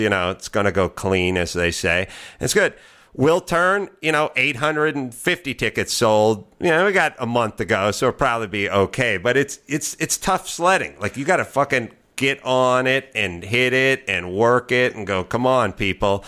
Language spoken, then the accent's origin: English; Los Angeles, California, United States; I'm from L